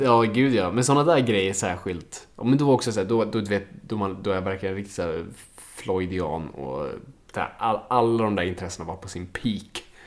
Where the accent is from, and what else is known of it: Sweden